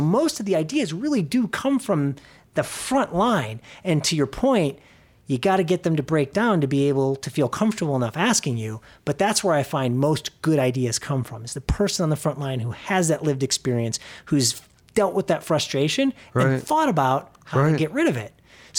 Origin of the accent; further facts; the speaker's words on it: Arlington Heights, Illinois, United States; also born or lived in New York City; So I'm originally from Arlington Heights, which is a northwest suburb of Chicago.